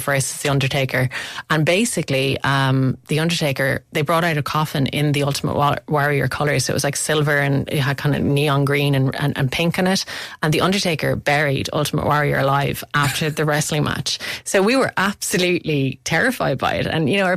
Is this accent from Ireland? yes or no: yes; Limerick, Munster, Ireland; I'm from Limerick and so is Kate O'Brien, and she went to the same secondary school as me, Laurel Hill